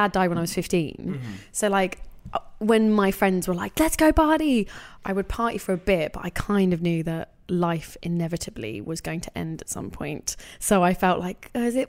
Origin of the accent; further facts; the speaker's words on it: London, United Kingdom; I grew up in London